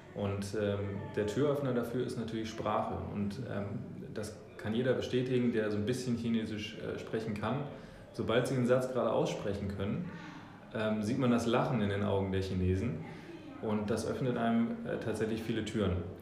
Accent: Hamburg, Germany; born or raised there; also born or lived in New Zealand

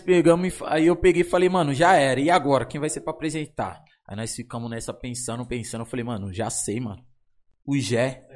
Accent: São Paulo, Brazil; eu sou da São Remo. Eu e o Vitinho nascido criado na São Remo

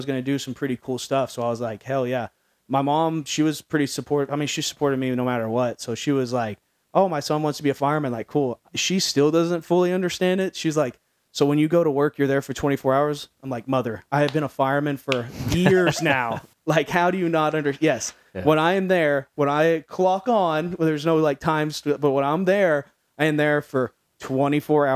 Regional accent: Midlothian, Texas, United States; now in Dallas, United States; I grew up in Midlothian, which at the time was like a more rural community.

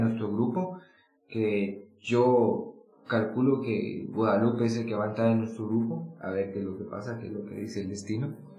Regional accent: Guatemala; nuestra realidad de guatemaltecos

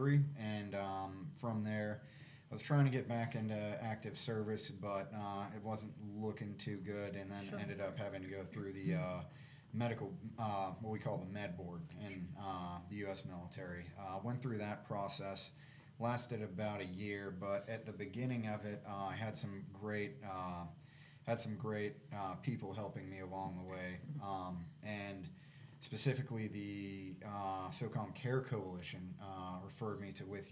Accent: Georgia, United States; I grew up in Georgia.

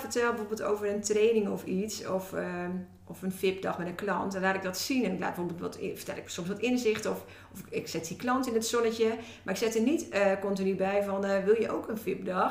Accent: Woerden, Utrecht, Netherlands; ben opgegroeid in Woerden.

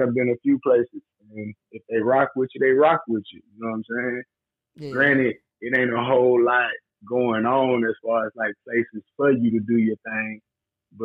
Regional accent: Waycross, Georgia, United States; now in Kentucky, United States; I was born and raised in Southeast Georgia

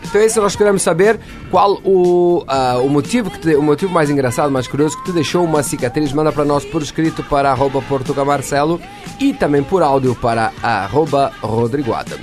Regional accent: Santa Maria, Rio Grande do Sul, Brazil; Sou de Santa Maria

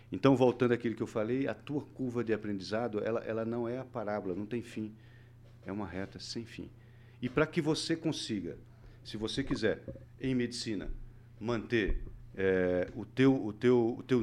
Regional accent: Northeast Region, Brazil; also born or lived in Southeast Brazil; venho de uma cultura diferente mesmo mesmo sendo brasileiro vim do nordeste tudo bem, passei anos pelo Sudeste, hoje estou aqui no Paraná.

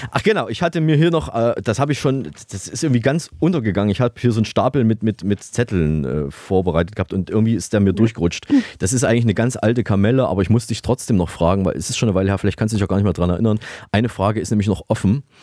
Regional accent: East Germany, Germany; wir sind ja beide äh, aus der DDR äh, oder es gab ja in der DDR Barbies Schwester Steffi.

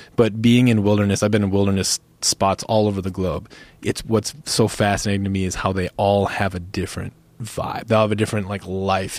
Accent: United States; also born or lived in Minnesota / North Dakota; I grew up in Minnesota, North Dakota

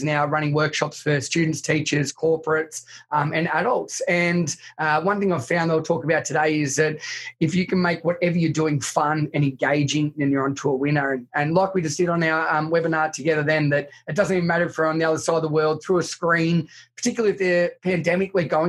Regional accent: country Victoria, Australia; I grew up in country Victoria in Australia, and so about 2 hours from Melbourne

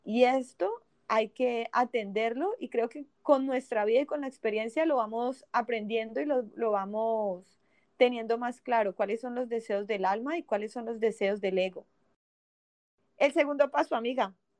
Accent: Cali, Valle del Cauca, Colombia; now in Miami, United States; creadora de Tribu Femenina de Cali, Colombia

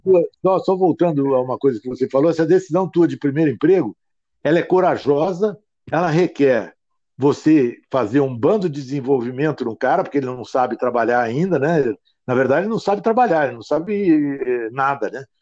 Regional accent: Ribeirão Preto, São Paulo, Brazil; moved away as an adult; eu nasci em Ribeirão Preto, fui fazer engenharia no ITA

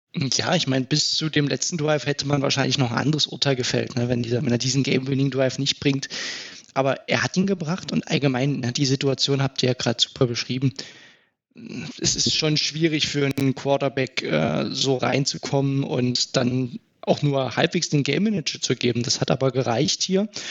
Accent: Dresden, Saxony, Germany; Ich selbst komme aus Dresden

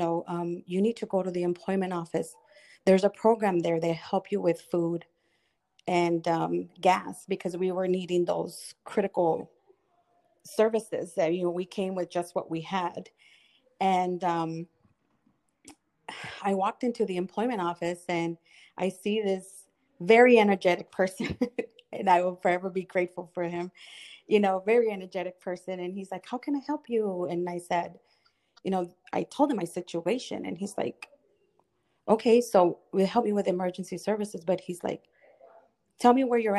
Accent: Texas, United States; moved away; also born or lived in Florida / Michigan; I was raised in Texas. I was born in Florida

